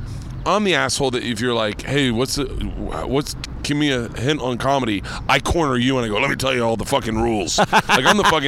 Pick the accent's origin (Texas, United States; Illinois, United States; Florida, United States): Florida, United States; I'm a comic from Florida